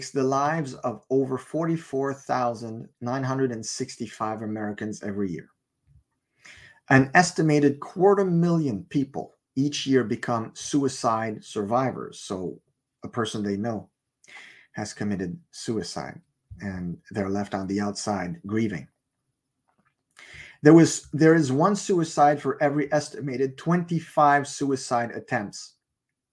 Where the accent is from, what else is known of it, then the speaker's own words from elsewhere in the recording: Montreal, Quebec, Canada; moved away; I'm originally from Montreal